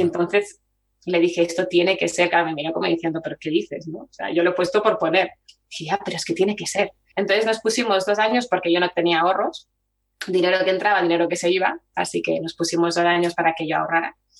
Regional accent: Chile; also born or lived in Barcelona; now in Valladolid, Spain; soy chilena

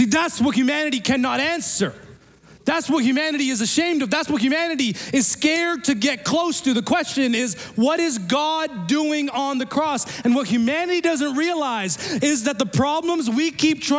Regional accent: Pakistan; moved away; I'm from Pakistan

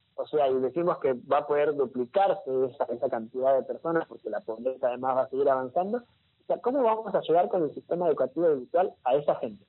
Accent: Argentina; como Argentina

